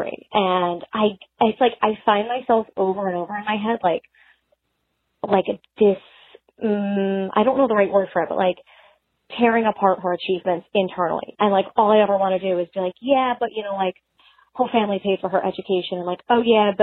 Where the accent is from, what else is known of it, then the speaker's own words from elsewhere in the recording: outside of New York City, United States; moved away; I grew up like outside of New York City in one of the suburbs.